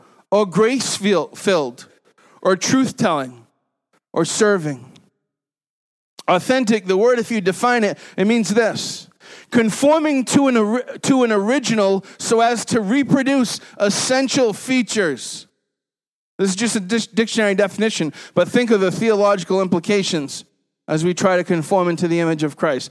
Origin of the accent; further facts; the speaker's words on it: New England, United States; Growing up in New England